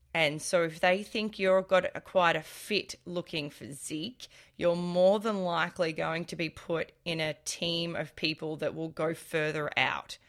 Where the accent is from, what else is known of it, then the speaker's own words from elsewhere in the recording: Australia; I'm Australian